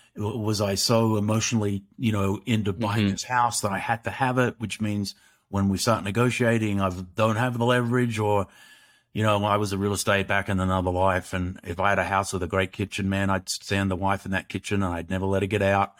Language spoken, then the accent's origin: English; Australia; growing up in Australia, which is a great country